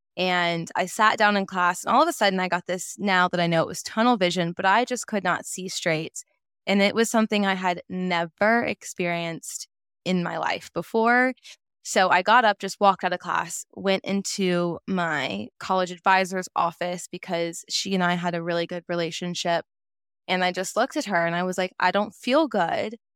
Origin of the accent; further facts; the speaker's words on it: Nashville, Tennessee, United States; now in Chattanooga, United States; I was born and raised in Nashville, Tennessee, moved to Chattanooga, Tennessee back in 2019 for college.